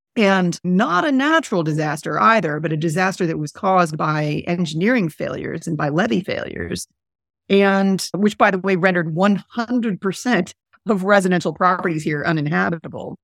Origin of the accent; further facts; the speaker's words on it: Montreal, Quebec, Canada; moved away as an adult; now in New Orleans, United States; I'm from Montreal and I'm Canadian.